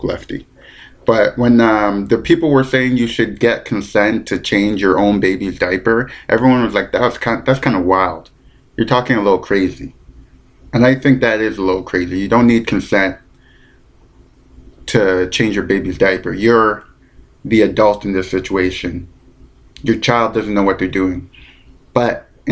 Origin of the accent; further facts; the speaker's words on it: London, Ontario, Canada; moved away; I'm in London, Ontario, my hometown